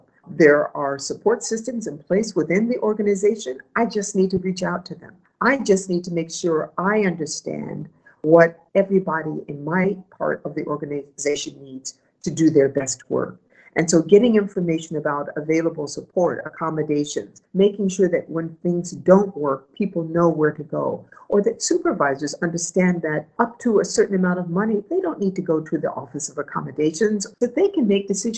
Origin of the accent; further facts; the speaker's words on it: Ohio, United States; moved away as an adult; also born or lived in Washington, D.C.; I'm from Ohio, I'm from the Midwest.